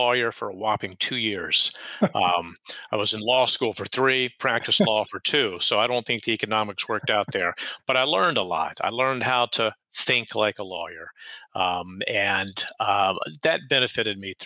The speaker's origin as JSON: {"language": "English", "town": "Atlanta", "region": "Georgia", "country": "United States", "tie": "born or raised there", "moved": "as an adult", "lives_now": "Charleston, United States", "said": "I'm from Atlanta, Georgia, originally"}